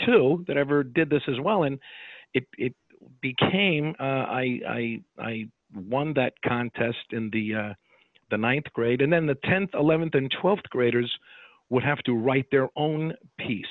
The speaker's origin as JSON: {"language": "English", "town": "Watervliet", "region": "New York", "country": "United States", "tie": "born or raised there", "also_born_or_lived": "Albany, New York", "said": "I grew up in Watervliet Troy, New York"}